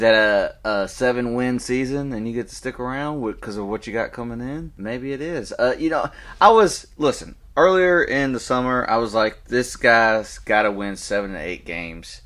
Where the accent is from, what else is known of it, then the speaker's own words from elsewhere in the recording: the South, United States; accent: Southern; We got this South End accent out here.